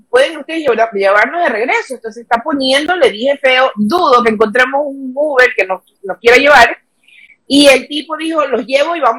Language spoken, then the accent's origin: Spanish; Ecuador; now in United States; crecí en Ecuador y bueno, nací acá en Estados Unidos, crezco en Ecuador y yo vivía siempre enamorada de Ecuador hasta que nos fuimos a vivir.